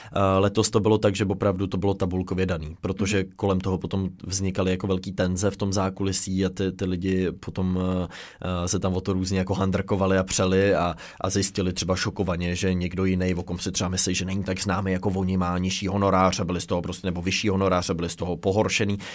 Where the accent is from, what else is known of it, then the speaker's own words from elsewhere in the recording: Czechia; my jako Češi